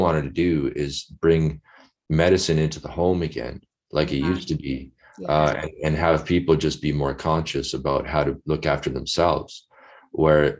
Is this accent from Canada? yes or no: yes; Winnipeg, Manitoba, Canada; I'm from Winnipeg. I grew up there